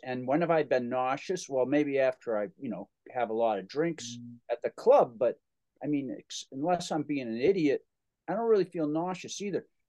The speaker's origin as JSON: {"language": "English", "town": "Holliston", "region": "Massachusetts", "country": "United States", "tie": "born or raised there", "said": "a record hop in Holliston, my my hometown."}